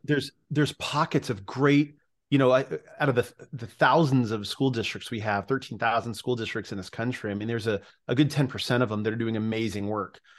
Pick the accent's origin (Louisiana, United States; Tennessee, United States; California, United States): California, United States; my home state in California